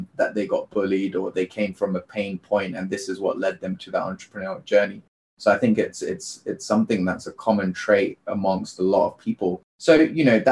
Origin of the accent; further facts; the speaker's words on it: United Kingdom; I'm an Indian child born in the UK to a low income family